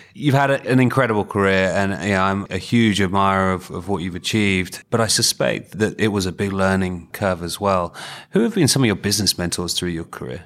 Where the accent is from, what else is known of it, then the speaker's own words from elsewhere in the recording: United Kingdom; in the U K, we don't celebrate failure enough